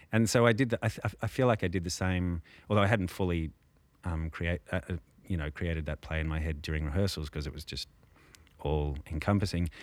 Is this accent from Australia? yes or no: yes; Canberra, Australian Capital Territory, Australia; I grew up in Canberra